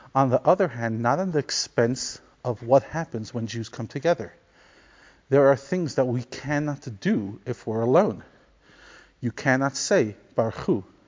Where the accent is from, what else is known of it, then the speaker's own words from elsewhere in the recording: New York City, New York, United States; growing up in Crown Heights